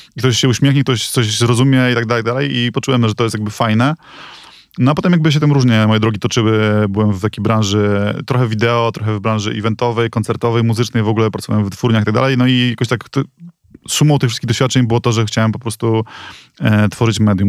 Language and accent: Polish; Reda, Pomeranian Voivodeship, Poland; moved away as an adult; also born or lived in Gdynia; now in Warsaw, Poland; pochodzę z Redy